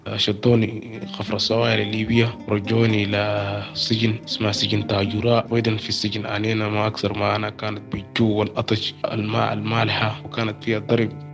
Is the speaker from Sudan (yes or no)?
yes; Sudan; born or raised there; moved away as an adult; also born or lived in Cairo, Egypt / Libya; now in Tunisia